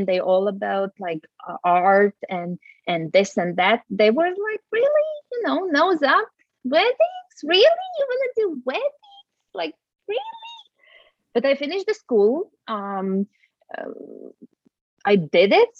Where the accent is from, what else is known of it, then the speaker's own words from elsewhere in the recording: Latvia; moved away as an adult; now in Norway; I have been on and off living outside of Latvia. Latvia is my home country. So I have lived in Norway